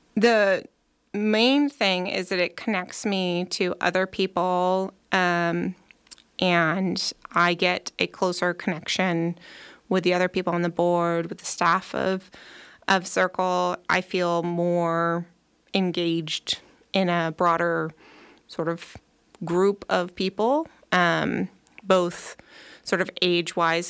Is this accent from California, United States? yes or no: yes; Nevada County, California, United States; moved away as an adult; also born or lived in Bay Area; Nevada County is a wonderful place to grow up. Part of the reason why I, um, brought my family back here